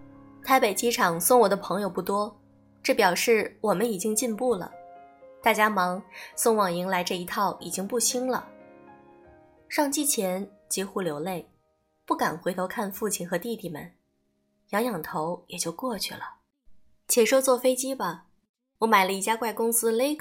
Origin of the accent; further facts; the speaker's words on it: Ningbo, Zhejiang, China; 你不要怕，我也是宁波人，我也要去换机，你跟着我好了。